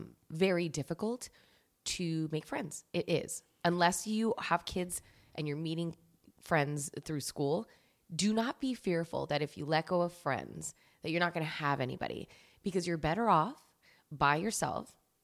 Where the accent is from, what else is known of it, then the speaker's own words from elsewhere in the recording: New Jersey, United States; now in Los Angeles, United States; In Los Angeles, but I grew up in New Jersey, and my mom's from Cuba. Both my parents.